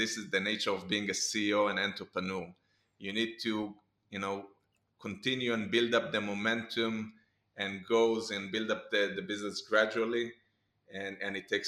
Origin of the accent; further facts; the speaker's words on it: Israel; Growing up in Israel